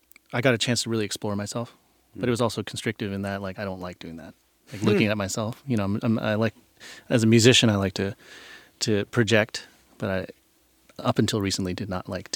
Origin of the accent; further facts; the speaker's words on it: Norfolk, Virginia, United States; Growing up on the East Coast as a Japanese American is definitely different than the West Coast.